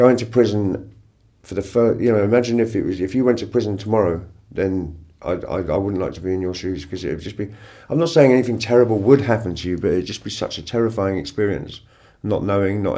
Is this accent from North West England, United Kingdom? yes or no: no; Farnborough, South East England, United Kingdom; also born or lived in Winchester; where I grew up in Farnborough was in Hampshire